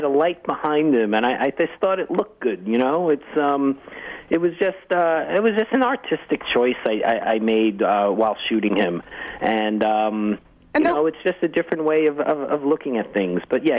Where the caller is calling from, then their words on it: Los Angeles, California, United States; I'm calling you from Los Angeles right now